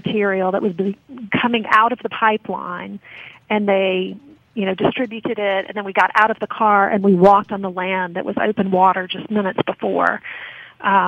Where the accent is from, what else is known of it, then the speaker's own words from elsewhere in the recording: Baton Rouge, Louisiana, United States; I'm from Baton Rouge.